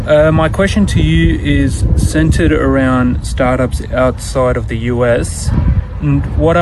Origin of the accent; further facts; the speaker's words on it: Sydney, New South Wales, Australia; I'm from Sydney, Australia